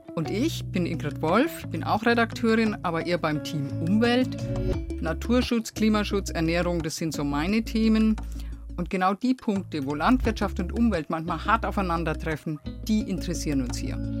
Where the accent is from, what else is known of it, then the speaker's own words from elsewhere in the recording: Lower Franconia, Bavaria, Germany; ich komme ja aus Unterfranken